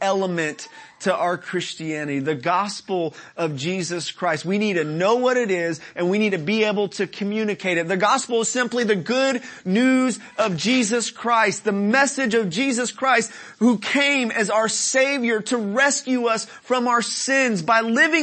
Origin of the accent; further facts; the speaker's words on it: Dallas, Texas, United States; those of us who are from Dallas, city folk